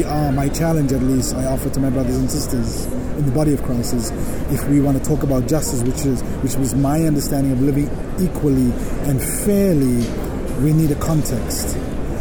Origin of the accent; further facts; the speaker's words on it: South Africa; now in United States; I grew up in South Africa